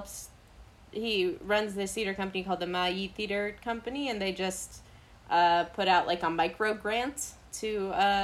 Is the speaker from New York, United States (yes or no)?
yes; New York City, New York, United States; I grew up in New York City